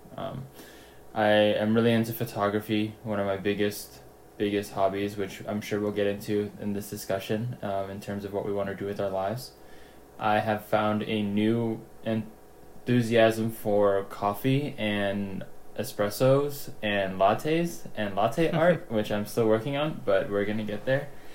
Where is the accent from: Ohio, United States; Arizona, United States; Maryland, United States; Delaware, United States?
Maryland, United States; Gaithersburg; also born or lived in Jakarta, Indonesia; I grew up in the United States in Gaithersburg, Maryland